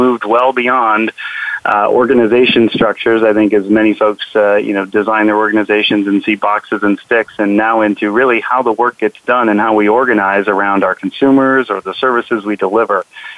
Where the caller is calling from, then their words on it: Seattle, Washington, United States; I'm calling from Seattle, Washington